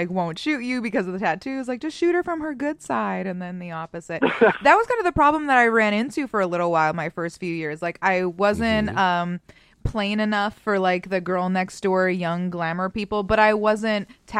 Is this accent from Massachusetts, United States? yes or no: yes; Boston, Massachusetts, United States; moved away as an adult; I was the first person in my entire family to move out of Massachusetts. And I moved out of Massachusetts when I was 18 by myself